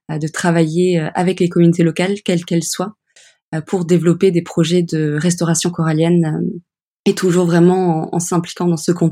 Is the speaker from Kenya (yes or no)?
yes; Kenya; Et puis, oui, mon enfance passée au Kenya avec les coraux.